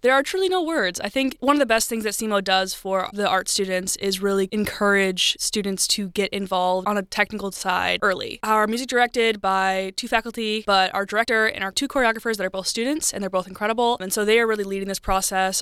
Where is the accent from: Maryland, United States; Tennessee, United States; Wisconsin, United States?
Wisconsin, United States; moved away as an adult; also born or lived in Missouri; now in Cape Girardeau, United States; I am from Wisconsin originally, but I've been loving my time down in here in Missouri